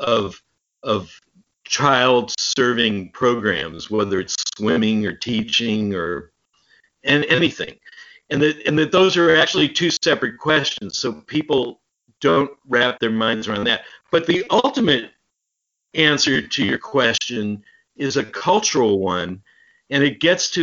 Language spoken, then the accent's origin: English; United States; as an American